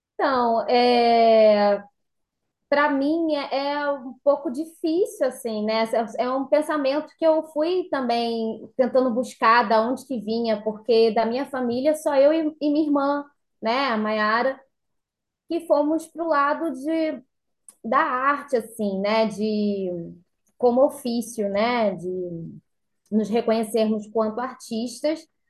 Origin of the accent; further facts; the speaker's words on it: São Pedro da Aldeia, Rio de Janeiro, Brazil; moved away as an adult; also born or lived in São José dos Campos; now in São Pedro da Aldeia, Brazil; eu e minha irmã somos nascidas aqui em São Pedro da Aldeia, né? E criadas, somos nascidas e criadas